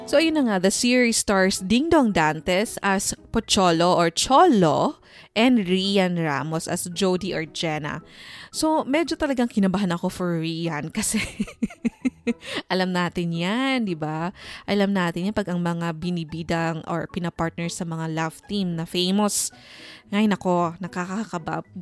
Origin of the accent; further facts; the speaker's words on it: Philippines; as a Filipino or a teleserye fan